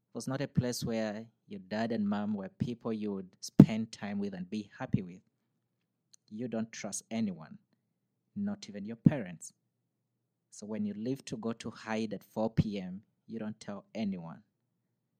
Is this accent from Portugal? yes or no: no; Northern Uganda, Uganda; moved away as an adult; now in United States; I'm born and raised in Uganda. I was born in the northern part of Uganda.